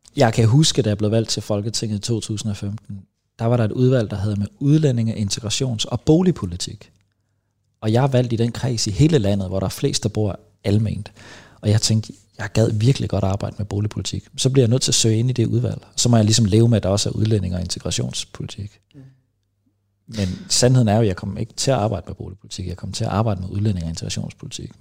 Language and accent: Danish; Vejlby, Denmark; jeg er fra Vejlby